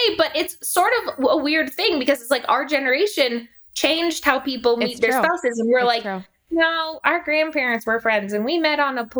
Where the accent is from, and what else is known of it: Denver, Colorado, United States